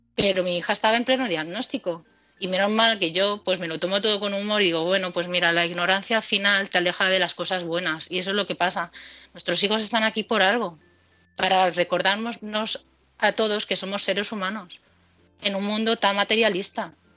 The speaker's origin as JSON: {"language": "Spanish", "town": "Madrid", "region": "Community of Madrid", "country": "Spain", "also_born_or_lived": "United States", "moved": "yes", "said": "nosotros somos de Madrid"}